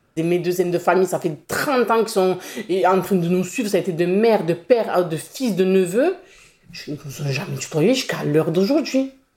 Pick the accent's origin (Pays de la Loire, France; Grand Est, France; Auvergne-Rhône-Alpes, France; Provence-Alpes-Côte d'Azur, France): Provence-Alpes-Côte d'Azur, France; Marseille; J'ai grandi euh, à La Savine. C'est un quartier populaire euh, du 15e arrondissement.